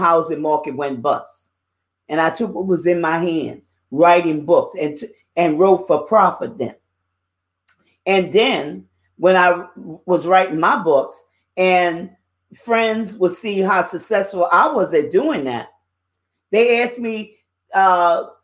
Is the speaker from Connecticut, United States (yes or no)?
no; New Orleans, Louisiana, United States; I'm a Louisiana girl. I was born and raised in New Orleans, Louisiana